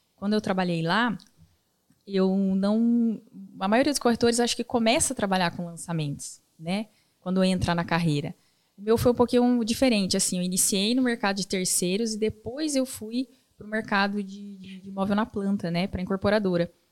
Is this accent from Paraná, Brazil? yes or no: yes; Cascavel, Paraná, Brazil; moved away as an adult; now in Maringá, Brazil; Eu sou de Cascavel, nascida em Cascavel